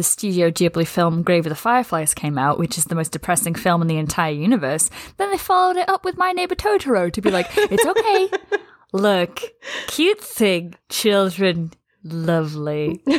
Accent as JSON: {"language": "English", "region": "England", "country": "United Kingdom", "said": "I mean, I am English"}